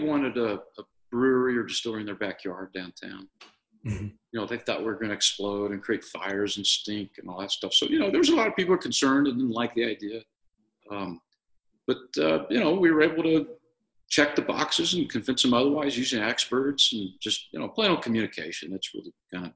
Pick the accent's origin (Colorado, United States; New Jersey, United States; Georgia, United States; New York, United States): Colorado, United States; now in Utah, United States; I grew up in Colorado, and we spent our weekends in the mountains